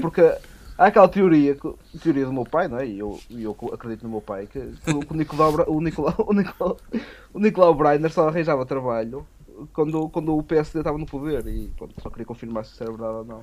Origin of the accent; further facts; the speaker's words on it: Ponte da Barca, Norte, Portugal; um restaurante da, da minha terra, de Ponta Barca